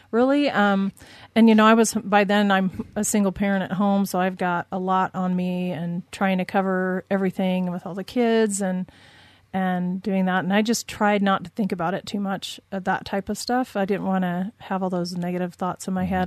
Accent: Southern California, United States; moved away as an adult; now in Utah, United States; I grew up in Southern California.

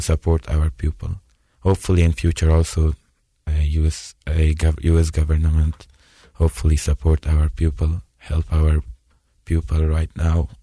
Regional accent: Afghanistan; English is a second language; moved away as an adult; now in United States

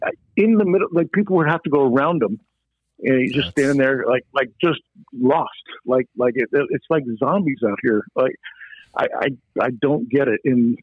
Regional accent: New York, United States; now in Arizona, United States; You know, I used to when I moved out here from New York. You know, and I used to just. You know, I would sit there and go, man, New York is so much better. And I want to go back.

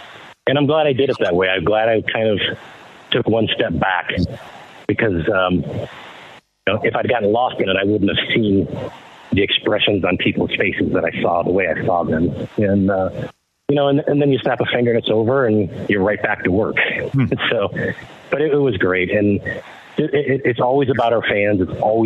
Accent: Detroit, Michigan, United States; moved away; growing up in Detroit

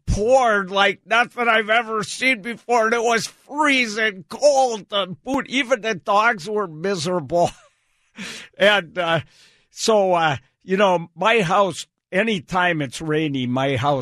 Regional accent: Wisconsin, United States; now in Seattle area, United States; I came from Wisconsin

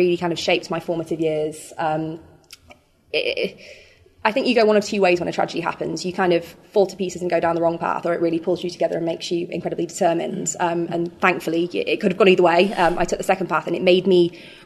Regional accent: Sheffield, Yorkshire and the Humber, United Kingdom; also born or lived in Hull; I moved from Sheffield to Hull, which is another city based around kind of ports and sort of fishing, when I went to university

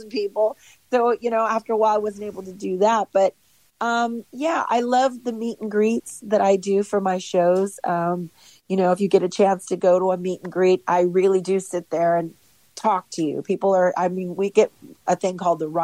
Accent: Los Angeles, California, United States; born and raised in Los Angeles

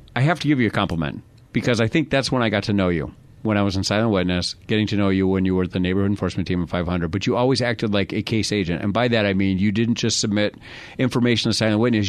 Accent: New York, United States; now in Arizona, United States; I'm from New York

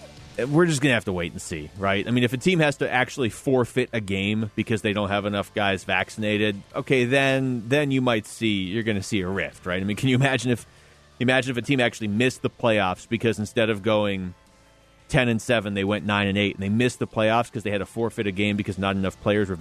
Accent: Seattle, Washington, United States; I'm not from here. I'm from Seattle.

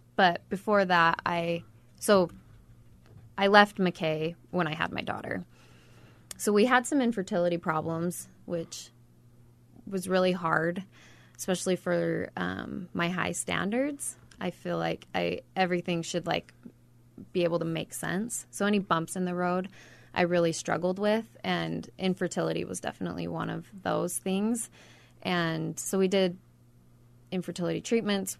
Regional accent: Ogden, Utah, United States; now in Mountain Green, United States; I grew up in Ogden

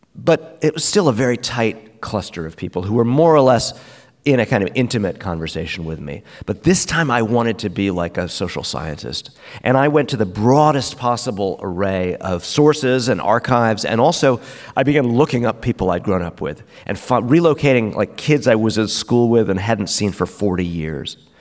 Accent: New York City, New York, United States; we're from Brooklyn

